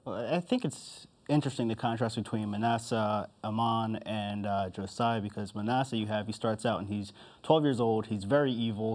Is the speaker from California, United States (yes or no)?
no; New Jersey, United States; also born or lived in Harrisburg, Pennsylvania; I was born in Harrisburg, Pennsylvania, but I kind of consider myself from Jersey since I lived there most of my life